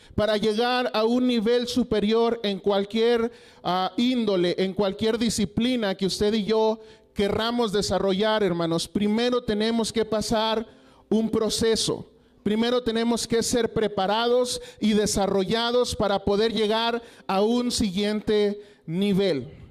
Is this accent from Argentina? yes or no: no; Coahuila, Mexico; moved away as an adult; now in Durango, Mexico; yo soy originario de Coahuila, de allá, eh, donde termina Coahuila, a cinco minutos está Estados Unidos